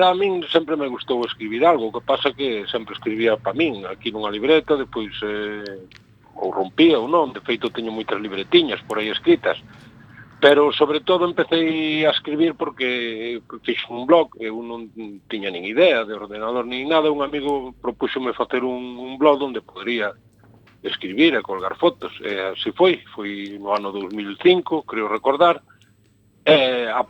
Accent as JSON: {"language": "Galician", "town": "Corme", "region": "Galicia", "country": "Spain", "tie": "born or raised there", "first_language": "Galician", "said": "Eu son de Corme, claro, e aquí, nacín aquí, vivo aquí."}